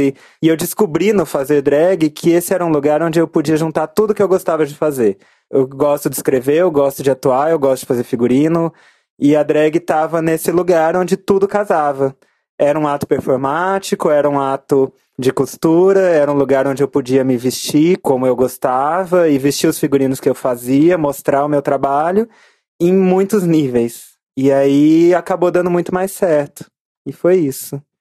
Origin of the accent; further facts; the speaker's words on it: Goiânia, Goiás, Brazil; now in São Paulo, Brazil; eu cresci num lugar muito homofóbico e muito pesado, que é Goiânia. Eu nasci em São Paulo, mas fui criada lá.